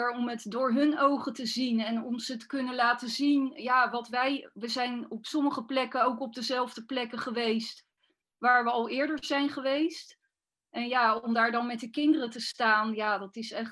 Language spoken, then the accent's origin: Dutch; Zoetermeer, South Holland, Netherlands; also born or lived in Leidschendam / Bodegraven / Schoonhoven; Maar op mijn elfde ben ik in Zoetermeer terechtgekomen. Tussendoor heb ik dan nog wel in Bodegraven en in Schoonhoven gewoond. Maar daarna ben ik toch weer teruggekomen naar